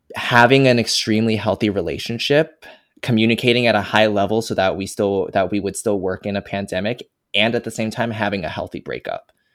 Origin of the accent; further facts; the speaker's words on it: Fremont, California, United States; I grew up in Fremont, California, a Asian ass city.